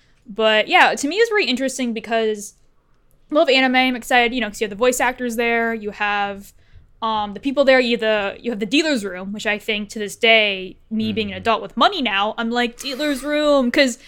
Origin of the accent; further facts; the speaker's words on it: Cleveland, Ohio, United States; because I was originally from Cleveland, Ohio